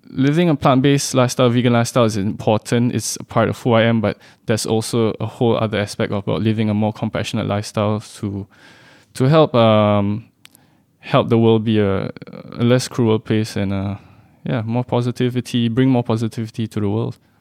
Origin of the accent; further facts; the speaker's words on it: Singapore; born and bred in Singapore